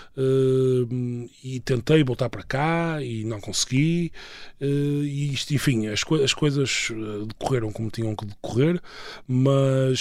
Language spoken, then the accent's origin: Portuguese; Portugal; moved away as an adult; also born or lived in Florence, Italy / California, United States; now in Madrid, Spain; Em 2009 eu saí de Portugal a primeira vez, quer dizer, para viver eh, fora